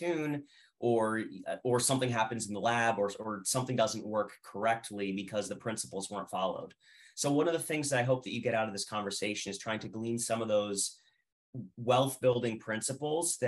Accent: Allentown, Pennsylvania, United States; also born or lived in Reading, Pennsylvania; I'm originally from the Lehigh Valley. I was born in Allentown. I grew up in the greater Lehigh Valley between Allentown and Reading

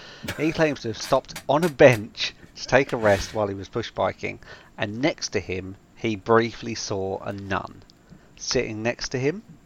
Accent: England, United Kingdom; being an Englishman and just living around the corner from it, Borley Rectory

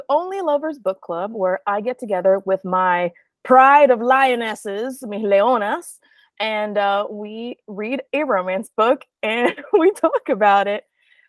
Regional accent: Puerto Rico; We're all from Puerto Rico.

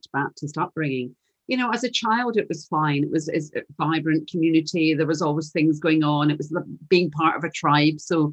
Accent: Glasgow, Scotland, United Kingdom; You can probably tell from my accent. You can tell I'm from Glasgow, but you can't take Glasgow out of the girl.

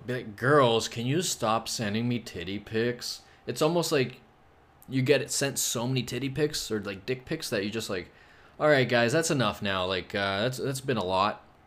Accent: Toronto, Ontario, Canada; I'm from Toronto

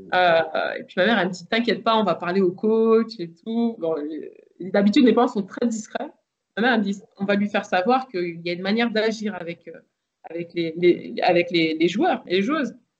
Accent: Versailles, Île-de-France, France; also born or lived in Le Chesnay; je suis né au Chennai, mais j'ai grandi dans le parc du château de Versailles

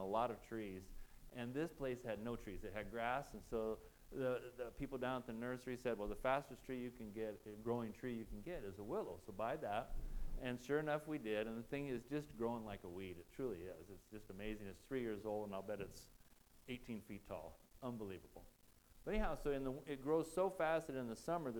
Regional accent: Nebraska, United States; I'm from Nebraska

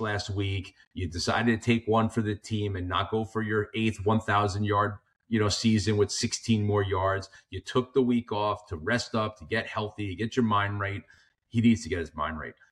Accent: New York, United States; moved away as an adult; now in Florida, United States; I grew up in New York, thirty years

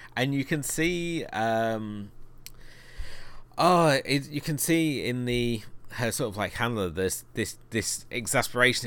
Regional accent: United Kingdom; being a Brit

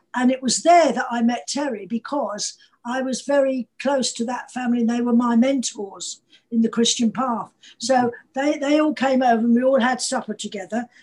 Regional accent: Manchester, North West England, United Kingdom; moved away; also born or lived in London; I was born in Manchester

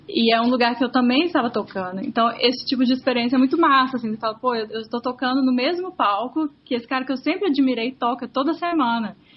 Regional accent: Belo Horizonte, Minas Gerais, Brazil; moved away as an adult; also born or lived in Los Angeles / Mexico; now in New York, United States; eu sou de BH, eu, eu vim para os Estados Unidos para estudar música.

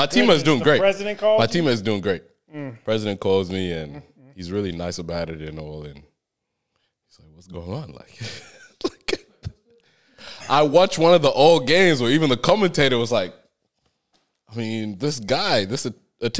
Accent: Australia; I'm Australian, but I was imported to come help the team.

